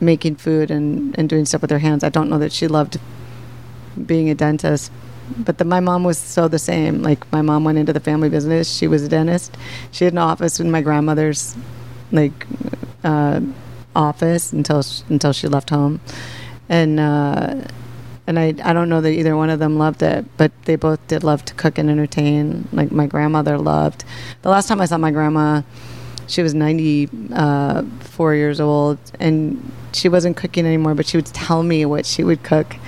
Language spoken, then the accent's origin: English; Minneapolis, Minnesota, United States; also born or lived in Chicago; now in New York, United States; I grew up in Minneapolis. I was made in Canada, born in Chicago, and grew up in Minneapolis.